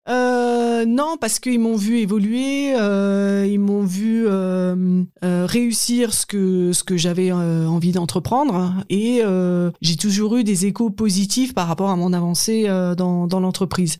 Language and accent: French; Haut-Rhin, Grand Est, France; also born or lived in Strasbourg; j'ai grandi dans, dans le Haut-Rhin